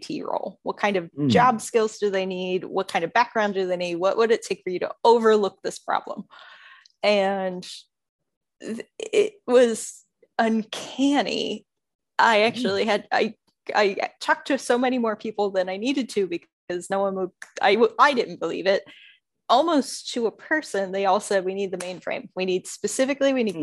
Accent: Pittsburgh region, Pennsylvania, United States; moved away; I'm originally from the Pittsburgh region, sort of northwest by about an hour

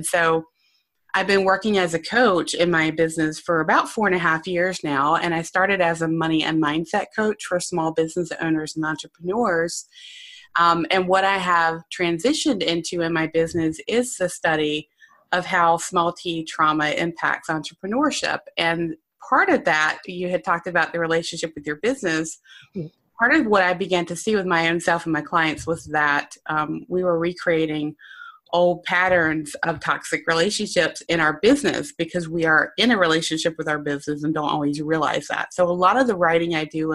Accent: North Carolina, United States; accent: Southern; now in Lancaster, United States; I'm from North Carolina. So you'll catch a little bit of a Southern accent

